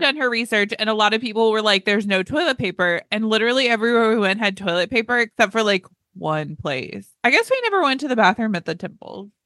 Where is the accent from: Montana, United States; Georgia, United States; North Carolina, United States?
North Carolina, United States; also born or lived in Southern Texas; now in Texas, United States; I grew up in North Carolina